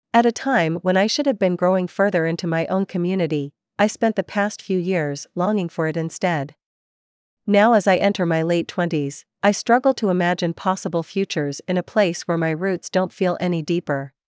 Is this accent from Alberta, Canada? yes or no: no; Vancouver, British Columbia, Canada; Vancouver is my hometown